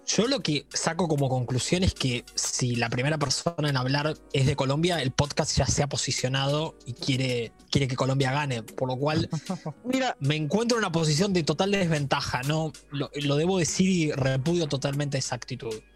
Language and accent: Spanish; Mercedes, Buenos Aires Province, Argentina; Yo soy de aquí de Mercedes, viví muchos años en la ciudad autónoma de Buenos Aires